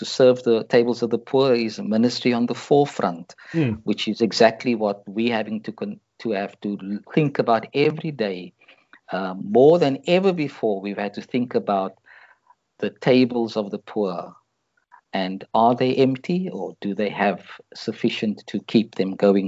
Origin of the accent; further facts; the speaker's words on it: South Africa; for me as a South African